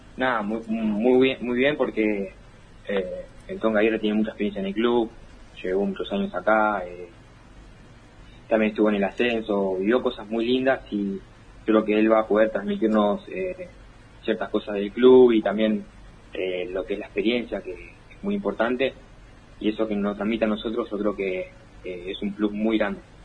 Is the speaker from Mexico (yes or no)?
no; Monte Grande, Buenos Aires Province, Argentina; moved away as an adult; also born or lived in Belgrano, Buenos Aires; now in Buenos Aires, Argentina; yo soy de Monte Grande y actualmente estoy viviendo igual en Belgrano, pero toda la vida allá en Monterán, de zona